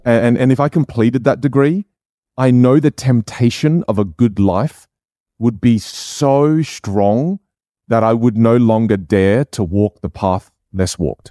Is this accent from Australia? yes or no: yes; Australia; first language Chinese dialect (Jiu); English is a second language; I grew up in Australia. I was born here.